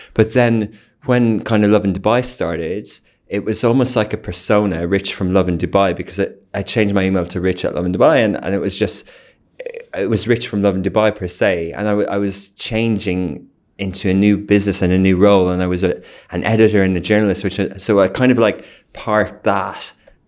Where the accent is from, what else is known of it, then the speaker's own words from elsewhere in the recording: Ireland; moved away as an adult; now in United Arab Emirates; Okay, so I grew up in 1980s in Ireland. I went to university in Dublin, UCD.